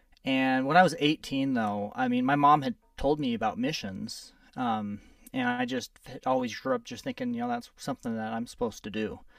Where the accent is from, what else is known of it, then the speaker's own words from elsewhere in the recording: California, United States; born there; also born or lived in New Mexico; Well, I was born in California. I've lived in New Mexico. We moved around a lot when I was growing up.